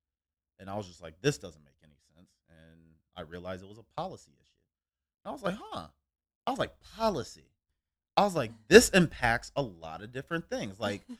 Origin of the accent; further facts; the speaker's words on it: Cincinnati, Ohio, United States; I grew up in Cincinnati. And lack of better terms, we grew up in the hood.